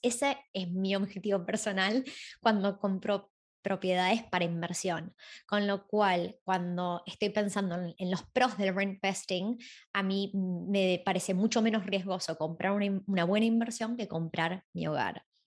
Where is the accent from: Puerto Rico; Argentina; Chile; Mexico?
Argentina; moved away as an adult; now in Sydney, Australia; cuando me fui de Argentina